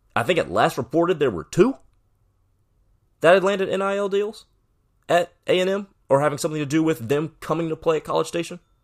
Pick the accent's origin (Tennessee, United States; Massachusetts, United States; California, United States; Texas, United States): Texas, United States; Dallas; we're from Dallas